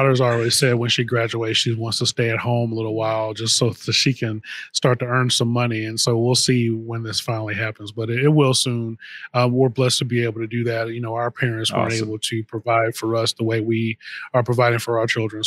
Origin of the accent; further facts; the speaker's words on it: Missouri, United States; now in Illinois, United States; my wife and I, we moved here. We're from Missouri originally